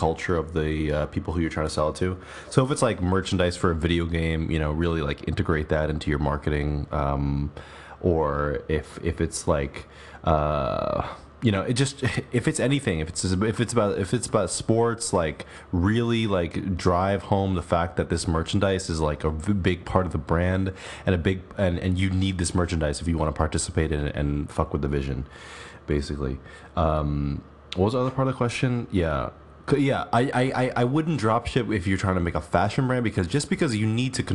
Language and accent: English; New York, United States; I was born in New York